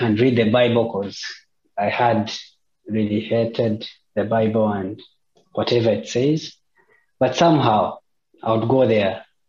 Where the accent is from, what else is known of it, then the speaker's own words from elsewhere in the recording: Uganda; moved away as an adult; I've lived with Christians, my family, for 25 years. Uganda is a Christian nation